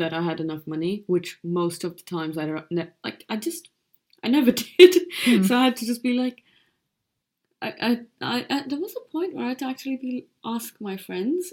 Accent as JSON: {"language": "English", "country": "India", "said": "an Indian woman"}